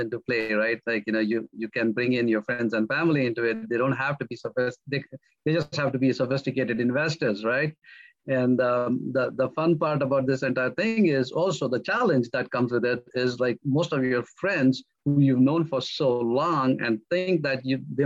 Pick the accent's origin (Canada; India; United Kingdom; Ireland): India; moved away as an adult; now in North Carolina, United States; I come from India. I moved from India to the United States in the year 2001. I was born and raised in a middle-class family